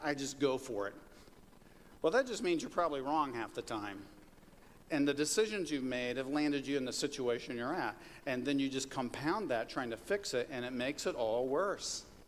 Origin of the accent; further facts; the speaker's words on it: Kansas, United States; moved away; the farm that I grew up on in Kansas